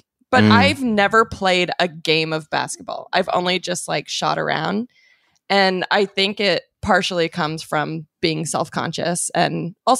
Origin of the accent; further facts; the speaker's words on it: Phoenix, Arizona, United States; now in Los Angeles, United States; I'm from Phoenix and my first team was the Suns.